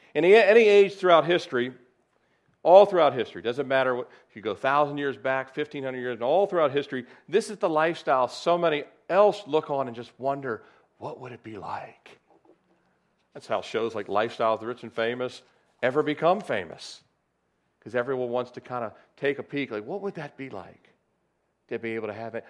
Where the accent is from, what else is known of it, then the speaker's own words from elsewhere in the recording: Annapolis, Maryland, United States; I was born in Annapolis, Maryland, February first, nineteen sixty-nine